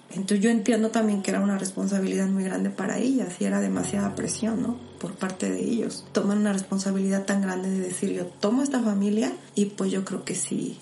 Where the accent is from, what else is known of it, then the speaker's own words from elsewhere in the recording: Puebla, Mexico; Nací aquí en la ciudad de Puebla, en, pues en Colonia Exacta y en el centro. Y pues la verdad fue pues algo así como que medio complicada mi, mi niñez